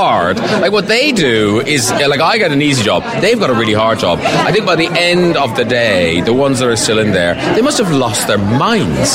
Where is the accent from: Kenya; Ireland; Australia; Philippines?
Ireland; moved away; I'm from Ireland